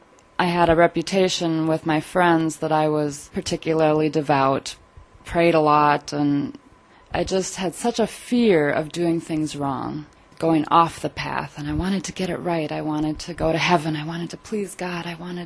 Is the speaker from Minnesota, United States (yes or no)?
yes; St. Paul, Minnesota, United States; Mostly in Minnesota. I was born in St. Paul. Did a lot of traveling around in my early years.